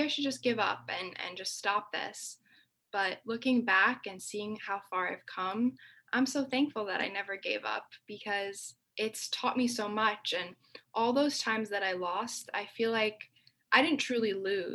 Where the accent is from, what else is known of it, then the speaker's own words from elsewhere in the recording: United States; since I am the daughter of immigrants, you know, my parents sacrificed so much to give me opportunities that I have because I was born here.